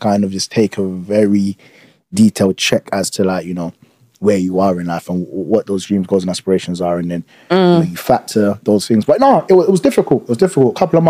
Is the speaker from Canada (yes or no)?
no; Uganda; now in United Kingdom; You see, Ugandans